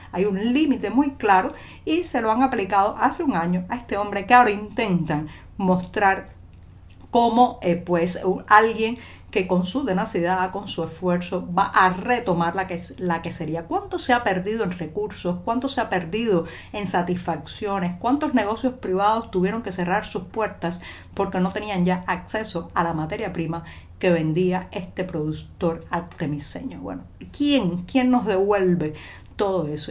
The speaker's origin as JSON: {"language": "Spanish", "country": "Cuba", "said": "cubana, periodista, ciudadana"}